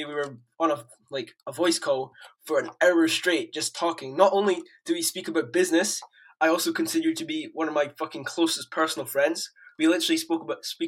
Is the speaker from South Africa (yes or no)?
no; Edinburgh, Scotland, United Kingdom; I'm 15 years old, I come from Edinburgh, Scotland